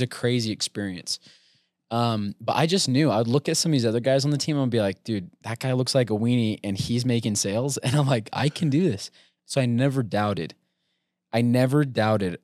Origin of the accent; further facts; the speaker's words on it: American Fork, Utah, United States; Born and raised in American Fork.